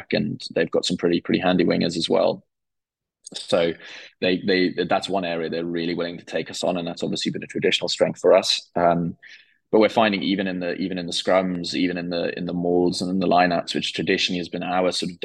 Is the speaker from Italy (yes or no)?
no; South Africa; as a South African fan